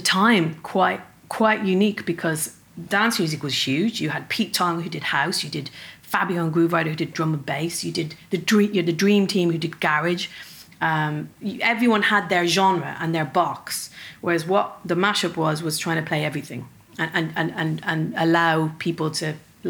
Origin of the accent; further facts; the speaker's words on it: Dublin, Leinster, Ireland; accent: Dublin; my Dublin accent